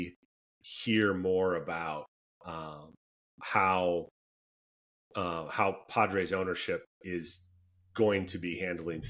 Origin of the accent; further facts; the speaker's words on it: Minnesota, United States; moved away; born and raised in Minnesota